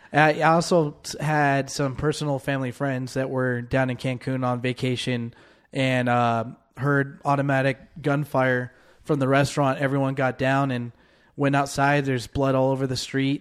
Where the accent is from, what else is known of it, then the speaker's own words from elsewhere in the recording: San Diego, California, United States; growing up in San Diego people always went for the weekend in, into Tijuana